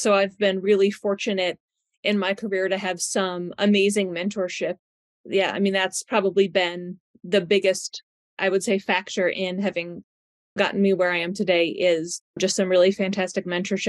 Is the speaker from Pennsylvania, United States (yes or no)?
no; Western New York, United States; moved away as an adult; now in Lexington, United States; I am originally from Western New York. So I graduated from Cornell in 2003. Then I came down to Lexington, Kentucky to Reuben-Riddle Equine Hospital, which is actually where I've spent my entire career